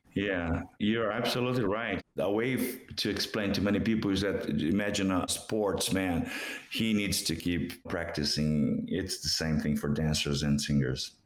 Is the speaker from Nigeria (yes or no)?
no; Brazil; first language Portuguese; English is a second language; moved away; in Brazil, in Portuguese, in my native language